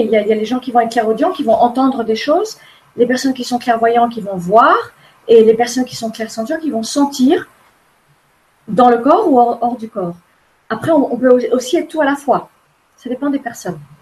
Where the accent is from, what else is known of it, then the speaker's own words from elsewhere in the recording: Formentera, Balearic Islands, Spain; also born or lived in United States; je suis élevée sur une île à Formentera, en Espagne. Euh, au début, j'étais aux États-Unis. Je suis née aux États-Unis. Je suis américaine